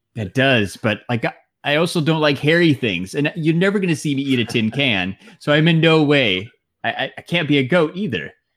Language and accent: English; Phoenix, Arizona, United States; we're all from Phoenix